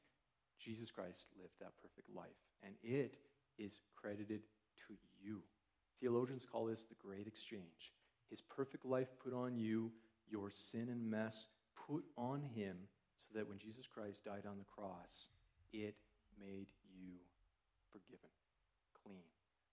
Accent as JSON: {"language": "English", "country": "Canada", "tie": "born or raised there", "said": "growing up as a Canadian"}